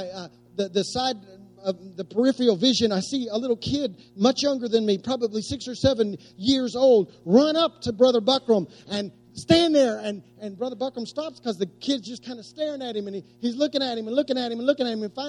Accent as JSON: {"language": "English", "region": "West Oklahoma", "country": "United States", "tie": "born or raised there", "said": "I was growing up in West Oklahoma"}